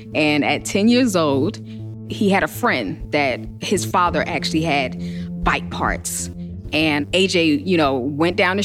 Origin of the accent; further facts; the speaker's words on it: Newark, New Jersey, United States; I'm from Newark, New Jersey